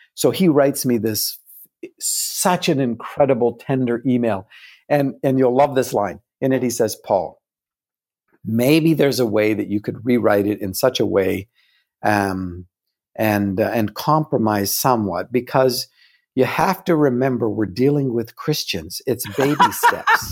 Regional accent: Canada; I'm still a Canadian.

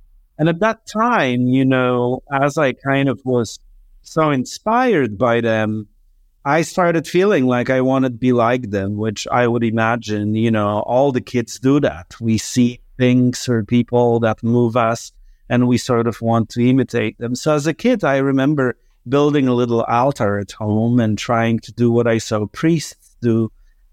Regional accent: Poland; moved away; I was born in Poland in 1975.

